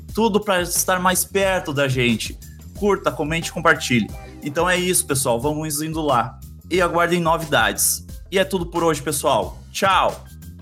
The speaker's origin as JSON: {"language": "Portuguese", "region": "Bahia", "country": "Brazil", "also_born_or_lived": "Salvador / Novo Hamburgo / Porto Alegre", "moved": "as an adult", "lives_now": "São Leopoldo, Brazil", "said": "Sou baiana, mas moro no Sul há quase 19 anos"}